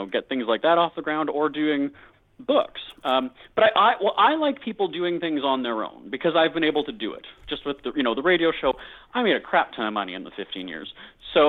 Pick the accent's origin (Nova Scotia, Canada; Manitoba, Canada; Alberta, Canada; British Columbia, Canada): Manitoba, Canada; Winnipeg; my hometown, Winnipeg, is known as being a cheap city